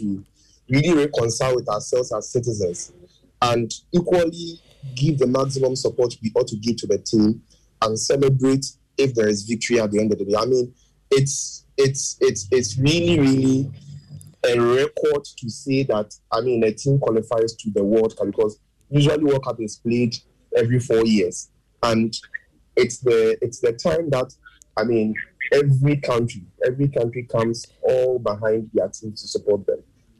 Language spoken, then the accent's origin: English; Ghana; we're Ghanaian.